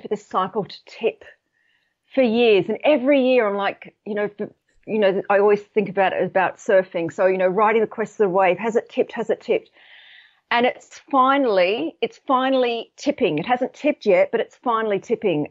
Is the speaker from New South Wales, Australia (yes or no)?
yes; Sydney, New South Wales, Australia; now in United Kingdom; I'm actually based in the U K, but I'm, I'm from Sydney.